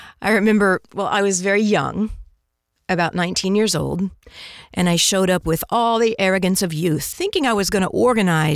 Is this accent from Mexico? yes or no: yes; Mexico City, Mexico; moved away as an adult; now in Santa Ana, United States; when I was really young in Mexico, I grew up in Mexico City